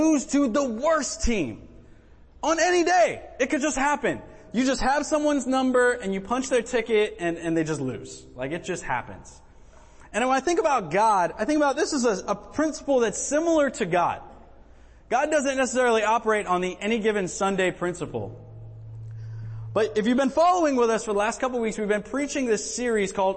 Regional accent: United States; I'm American

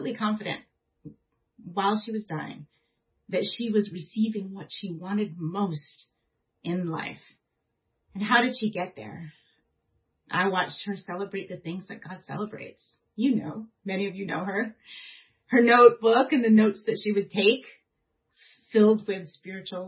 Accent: United States; as an American

